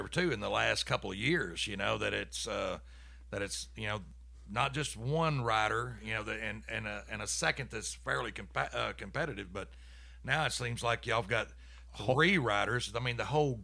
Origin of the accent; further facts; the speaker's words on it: Texas, United States; I'm from Texas, you know, Guida, we're Texas guys.